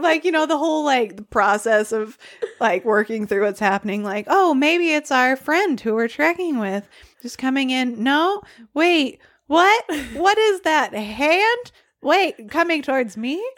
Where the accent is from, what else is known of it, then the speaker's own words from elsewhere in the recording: Arkansas, United States; I'm from Arkansas